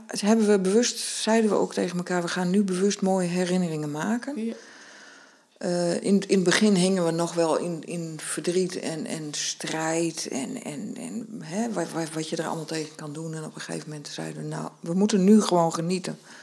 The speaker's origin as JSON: {"language": "Dutch", "region": "northern Netherlands", "country": "Netherlands", "said": "als Noorderling zei ik"}